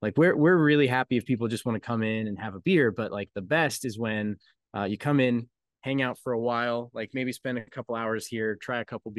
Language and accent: English; Colorado, United States; now in Kentucky, United States; I'm from Colorado where the weather is just all over the place, and I moved to Kentucky and I feel right at home because it's all over the place here too.